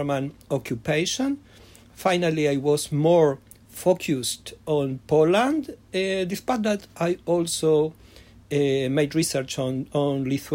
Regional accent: Argentina; English is a second language; now in Israel; I was born in Argentina, coming from a Yiddishist and secular Jewish family, that I grew up in Yiddish schooling in a Spanish environment

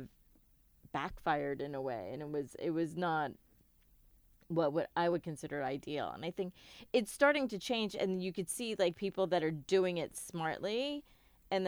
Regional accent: United States; I'm a South Asian American

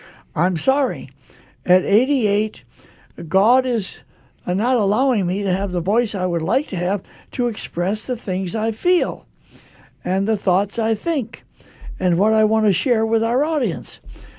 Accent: California, United States; moved away as an adult; When I came from California 60 years ago, folks, I was a lot younger than I am now

